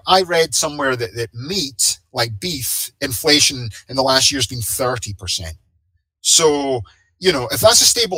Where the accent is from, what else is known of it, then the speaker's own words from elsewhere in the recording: Scotland, United Kingdom; I come from Scotland